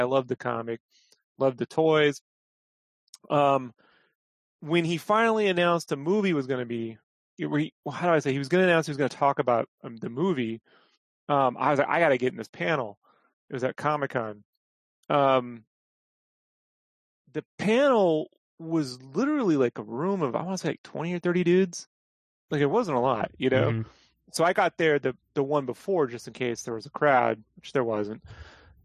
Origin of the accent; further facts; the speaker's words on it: San Diego, California, United States; I grew up in San Diego